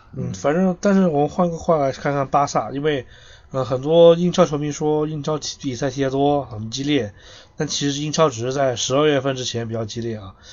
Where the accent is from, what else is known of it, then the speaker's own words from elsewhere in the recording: China; 作为一个中国人